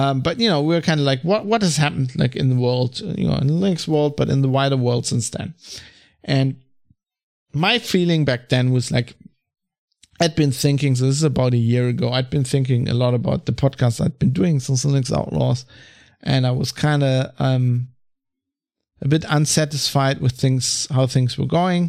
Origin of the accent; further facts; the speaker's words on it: Germany; I'm from Germany